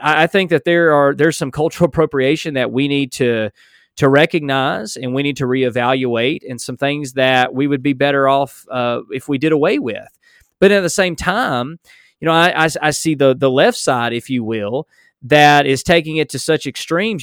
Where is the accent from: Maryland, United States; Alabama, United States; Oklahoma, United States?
Alabama, United States; accent: strong southern drawl; I'm from Alabama or simply because I have a strong southern drawl